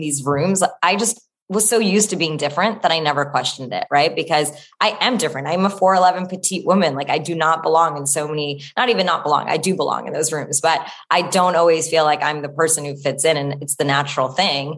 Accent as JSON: {"language": "English", "region": "New Jersey", "country": "United States", "tie": "born or raised there", "said": "I grew up in New Jersey"}